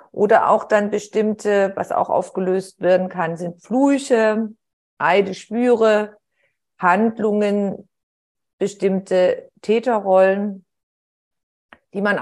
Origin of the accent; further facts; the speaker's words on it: Heilbronn, Baden-Württemberg, Germany; Und nachher hat man sie in der Kleinstadt, wo ich aufgewachsen bin, in Heilbronn, hat, ist man sich dann über den Weg gelaufen